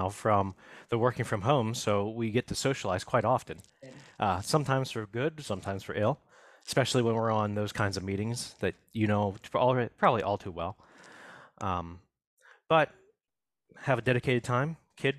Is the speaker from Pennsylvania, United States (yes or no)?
yes; Manorville, Pennsylvania, United States; I am actually from a very small town northeast of Pittsburgh by about 45 minutes. It's called Manorville